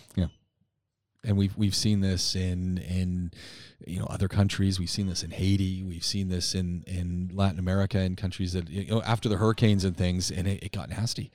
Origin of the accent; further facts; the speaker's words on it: Canada; As a Canadian